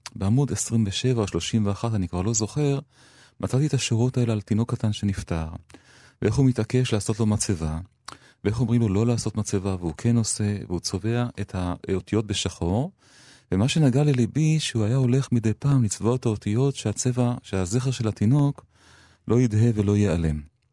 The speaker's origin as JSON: {"language": "Hebrew", "town": "Rishon LeZion", "region": "Central District", "country": "Israel", "also_born_or_lived": "Jerusalem / Tel Aviv", "said": "אני שייך לשלי, ל, למקומות שחוויתי פעם, לראשון לציון האפורה והדהויה של מרכז העיר"}